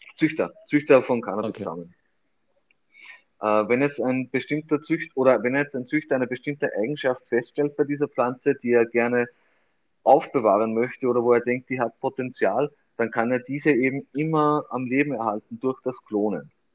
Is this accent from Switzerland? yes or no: no; Austria; hier bei uns in Österreich